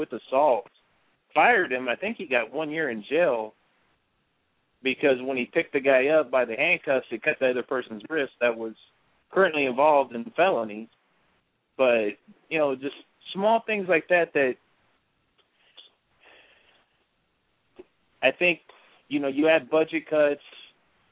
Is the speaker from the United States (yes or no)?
yes; Texas, United States; just as an American, as a Texan